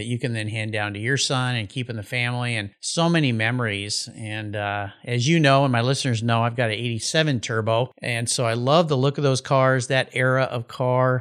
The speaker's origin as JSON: {"language": "English", "region": "Southern California", "country": "United States", "tie": "born or raised there", "said": "I grew up in Southern California as a surfer"}